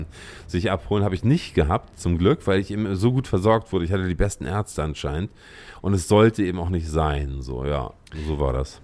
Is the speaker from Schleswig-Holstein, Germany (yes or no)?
yes; Lübeck, Schleswig-Holstein, Germany; moved away as an adult; also born or lived in Berlin; Ich bin Lübecker. Ich komme aus Lübeck hm. ursprünglich.